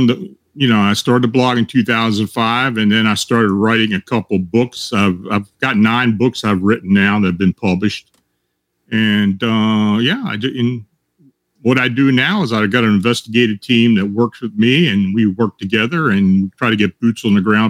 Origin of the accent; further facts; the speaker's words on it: near Gettysburg, Pennsylvania, United States; moved away as an adult; also born or lived in Baltimore, Maryland; I grew up near the Gettysburg battlefield. And, you know, I came back and lived here now again. I lived down in Baltimore for about 40 years and I moved back.